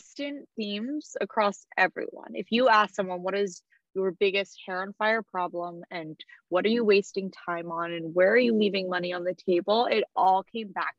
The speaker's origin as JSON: {"language": "English", "town": "Philadelphia", "region": "Pennsylvania", "country": "United States", "also_born_or_lived": "Vanderbilt (Nashville, Tennessee) / New York", "moved": "as an adult", "said": "I'm originally from Philadelphia"}